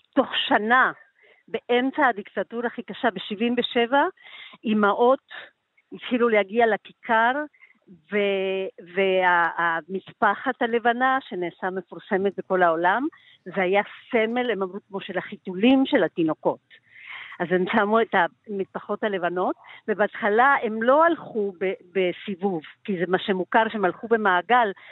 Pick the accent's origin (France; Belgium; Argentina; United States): Argentina; now in Tel Aviv, Israel